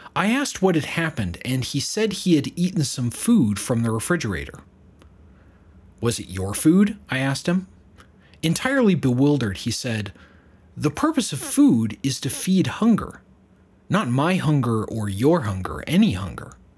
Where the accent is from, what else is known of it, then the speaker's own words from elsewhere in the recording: United States; I'm an American myself